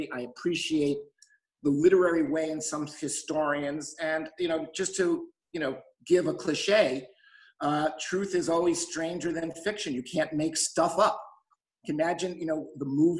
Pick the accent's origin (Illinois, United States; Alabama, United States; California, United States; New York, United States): New York, United States; New York City; also born or lived in Bronx; I was born in the Bronx, and my family, in search of a better life, moved to the East New York section of Brooklyn. By the way, a better life they didn't necessarily find. But I did grow up in Brooklyn in the housing projects